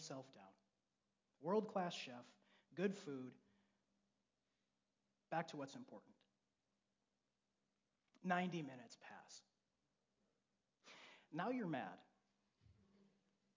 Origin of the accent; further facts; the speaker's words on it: Grand Rapids, Michigan, United States; I was raised in Grand Rapids